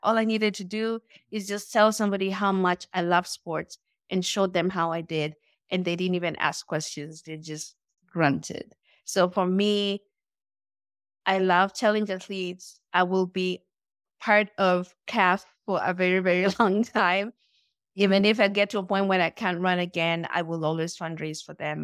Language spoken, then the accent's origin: English; Nairobi, Kenya; moved away as an adult; now in United States; I was born and raised in Nairobi, Kenya